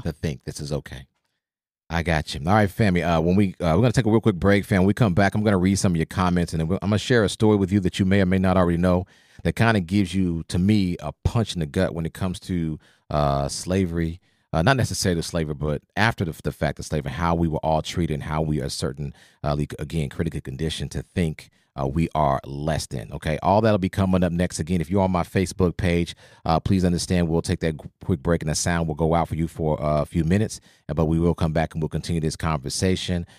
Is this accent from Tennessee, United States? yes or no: no; Oklahoma, United States; I grew up in Oklahoma